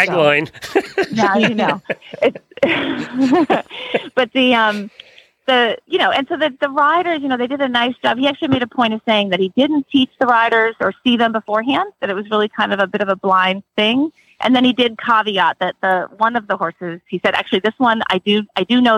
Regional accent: New England, United States; also born or lived in Maryland; now in Florida, United States; I grew up in New England and I've been in Maryland for years and I'm sort of new to Florida.

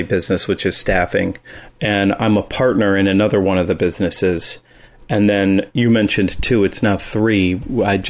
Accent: Columbus, Ohio, United States; also born or lived in Los Angeles; I grew up in Columbus, Ohio

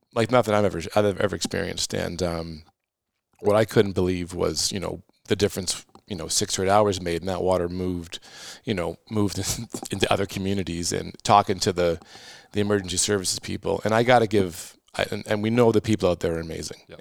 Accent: Halifax, Nova Scotia, Canada; moved away; I was born in Halifax

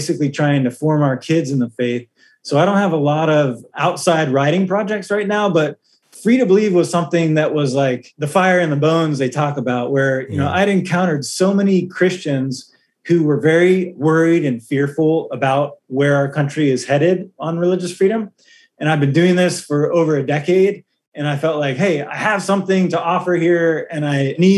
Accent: United States; as an American

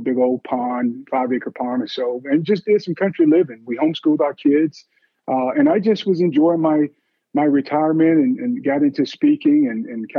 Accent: Vidalia, Georgia, United States; I'm originally from Vidalia, Georgia, home of the sweet Vidalia onions, the world-renowned sweet Vidalia onions. Born and raised right there

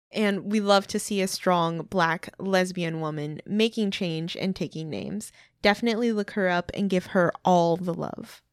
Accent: Midwest, United States; we're from the Midwest

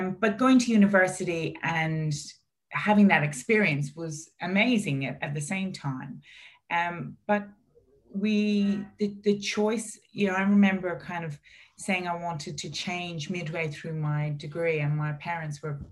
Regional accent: Ireland; growing up in Ireland

